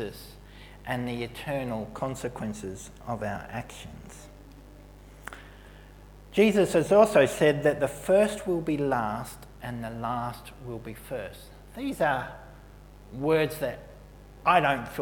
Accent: Melbourne, Victoria, Australia; moved away; also born or lived in Brooklyn Park; in Melbourne, as a 16-year-old, I did a social work placement as my work experience for school

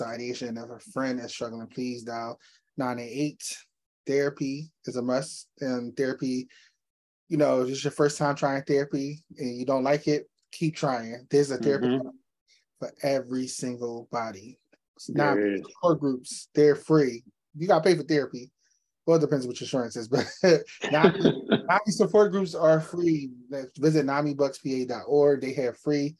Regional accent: Philadelphia, Pennsylvania, United States; I'm from Philly

